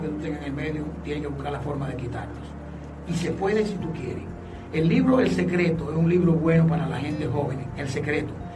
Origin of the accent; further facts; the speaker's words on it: Villa Altagracia, San Cristóbal, Dominican Republic; also born or lived in Cibao / Santiago; now in Santo Domingo, Dominican Republic; nací en Santo Domingo, pero porque mi mamá vino aquí a Santo Domingo a dar a luz. Nosotros nos criamos en mi familia en el norte y yo principalmente en Villa Altagracia